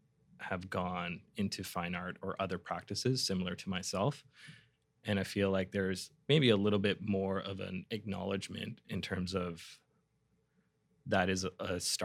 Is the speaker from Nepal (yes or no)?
no; Vancouver, British Columbia, Canada; I grew up in East Van. So for people that don't know Vancouver, that's sort of across town.